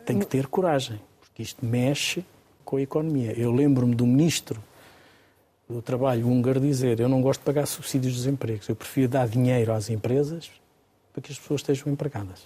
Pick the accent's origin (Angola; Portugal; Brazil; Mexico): Portugal